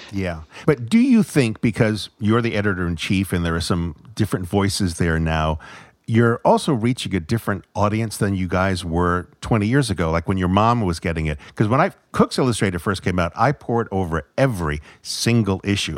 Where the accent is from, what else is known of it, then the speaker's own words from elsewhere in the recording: Fall River, Massachusetts, United States; Fall River, Massachusetts, which is where I was born